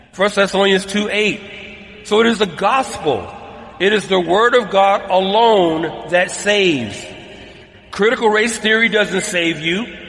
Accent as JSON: {"language": "English", "town": "Atlanta", "region": "Georgia", "country": "United States", "tie": "born or raised there", "moved": "as an adult", "lives_now": "Southern California, United States", "said": "my hometown of ATL"}